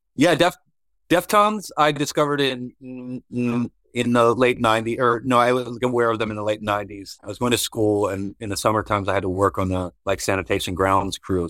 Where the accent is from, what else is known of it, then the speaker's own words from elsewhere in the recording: Virginia, United States; moved away as an adult; also born or lived in Georgia; when I first moved to Georgia in 2000, he was a friend of mine from growing up in Virginia